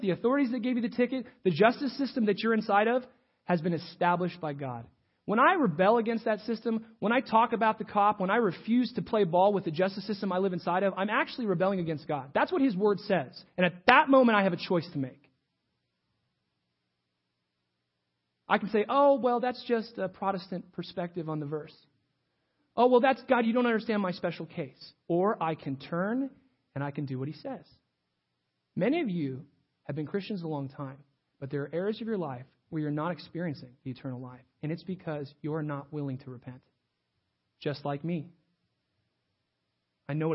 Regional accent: United States; I'm an American.

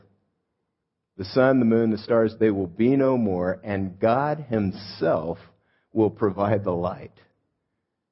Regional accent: Los Angeles, California, United States; I grew up in Los Angeles

